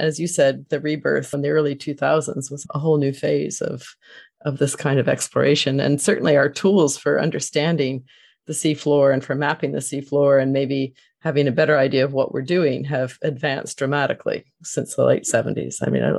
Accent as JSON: {"language": "English", "region": "Florida", "country": "United States", "tie": "born or raised there", "said": "I grew up in Florida and was an ocean person."}